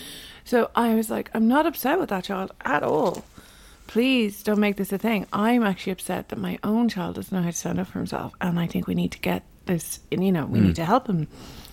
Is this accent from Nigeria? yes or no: no; Ireland; I'm Irish.